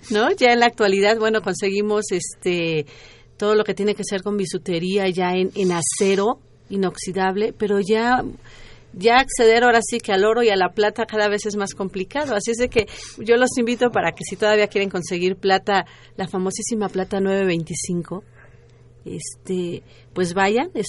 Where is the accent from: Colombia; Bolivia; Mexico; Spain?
Mexico; yo creo que nos debe de enorgullecer como mexicanos, porque el trabajo que tienen, cada prenda es impresionante, ¿no?